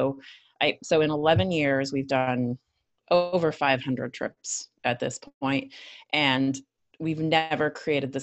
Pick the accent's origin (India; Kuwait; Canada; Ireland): Canada; Northern Canada; moved away as an adult; also born or lived in Italy / Stockholm / Milan; So I guess I'm originally Canadian. I grew up in Northern Canada, and then I left home